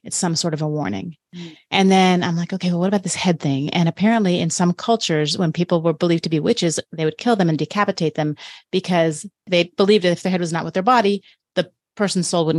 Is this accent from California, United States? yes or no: no; Florida, United States; I'm from Florida, so I slept through many hurricanes.